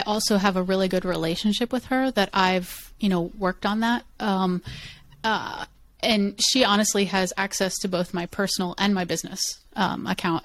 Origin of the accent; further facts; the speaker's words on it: United States; first language English; I'm an American and I, English is my first language